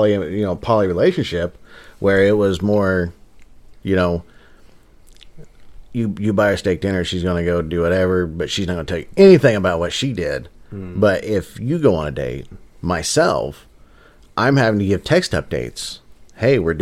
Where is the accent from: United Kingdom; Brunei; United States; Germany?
United States; Midwest; we're from the Midwest